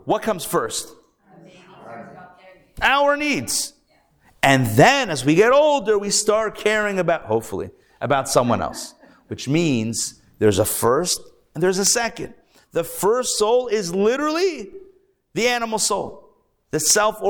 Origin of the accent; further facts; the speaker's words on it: Pittsburgh, Pennsylvania, United States; now in Atlanta, United States; I'm from Pittsburgh